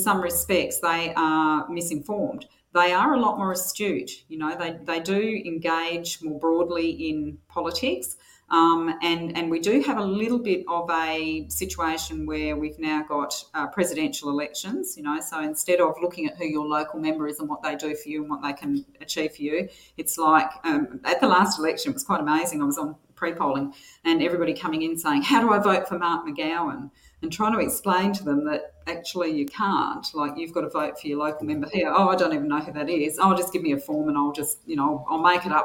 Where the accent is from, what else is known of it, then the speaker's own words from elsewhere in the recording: Albany, Western Australia, Australia; also born or lived in Manjimup; I grew up in Albany in the 60s and 70s